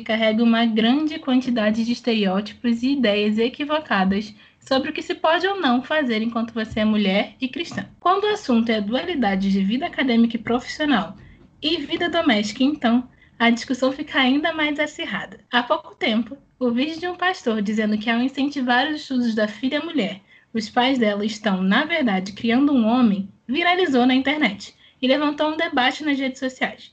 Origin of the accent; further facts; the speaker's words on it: Rio de Janeiro, Brazil; eu sou do Rio de Janeiro